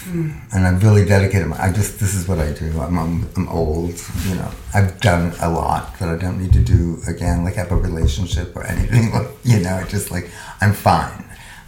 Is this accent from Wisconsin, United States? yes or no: no; New Jersey, United States; I grew up in New Jersey.